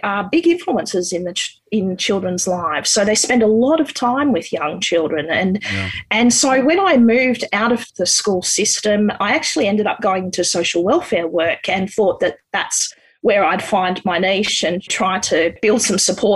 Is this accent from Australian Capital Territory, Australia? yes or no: yes; Canberra, Australian Capital Territory, Australia; I grew up in Canberra.